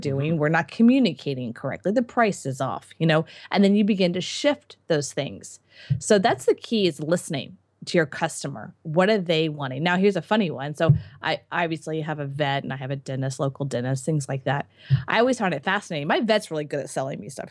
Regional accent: United States; I'm an American

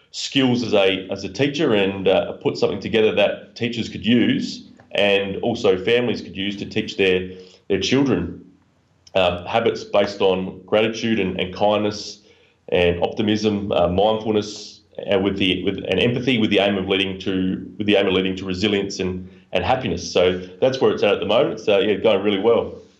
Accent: Adelaide, South Australia, Australia; the University of South Australia in my hometown in, in Adelaide, Australia

